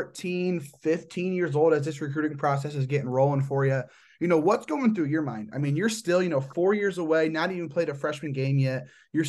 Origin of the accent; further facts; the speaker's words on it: Indiana, United States; I'm from Indiana.